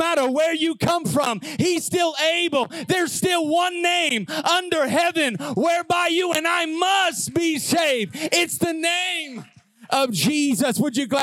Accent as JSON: {"language": "English", "region": "Southern Illinois", "country": "United States", "tie": "born or raised there", "said": "growing up in Southern Illinois, we fried everything"}